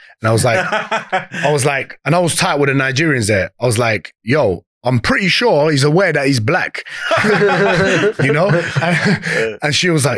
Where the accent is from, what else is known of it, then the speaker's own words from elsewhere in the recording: London, United Kingdom; moved away as an adult; also born or lived in Australia; I was born in Tottenham, but I moved. I went traveling. Lived in Australia for a bit.